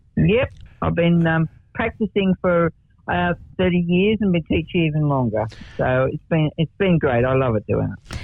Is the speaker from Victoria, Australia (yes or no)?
no; Denman, New South Wales, Australia; now in Martindale, Australia; born in the area, born in Denman